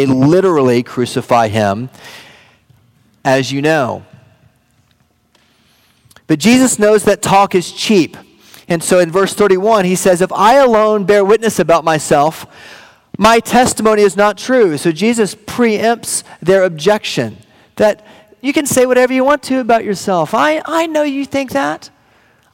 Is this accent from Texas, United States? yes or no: yes; Wichita Falls, Texas, United States; moved away; Wichita Falls, my hometown